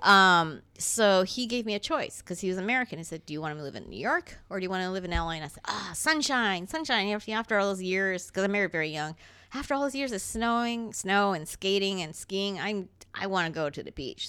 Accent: Toronto, Ontario, Canada; Toron-, that's where I grew up

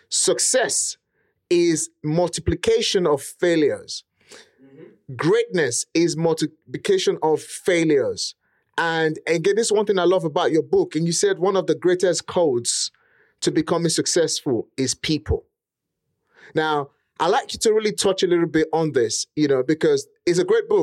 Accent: Nigeria; accent: Nigerian; English is a second language; now in United Kingdom; English was not my first language. In fact, to even speak how I speak today, I had to get a property. I had to get a coach to teach me how to speak properly, eliminate most of the, you know, Nigerian pattern of speaking

